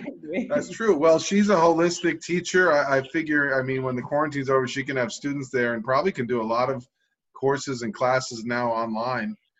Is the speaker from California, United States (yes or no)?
no; New York, United States; moved away; i'm a new yorker